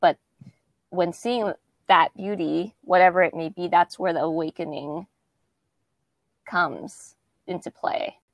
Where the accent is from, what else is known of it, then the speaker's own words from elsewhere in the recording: West Coast, United States; growing up on the West Coast and never ever seeing that or experiencing that was um, something different.